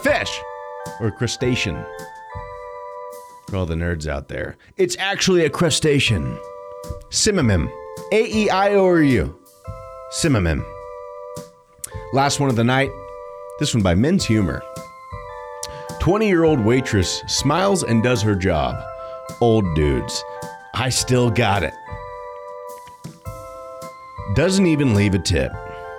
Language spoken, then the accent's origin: English; United States; I'm an American. I'm a red-blooded American